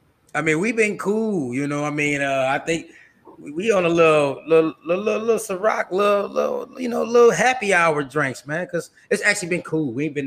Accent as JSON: {"language": "English", "town": "Flint", "region": "Michigan", "country": "United States", "tie": "born or raised there", "moved": "as an adult", "lives_now": "Atlanta, United States", "said": "I'm from Michigan, okay? I'm born and raised in Michigan, from Flint, Michigan at that. I moved down here because of the water crisis."}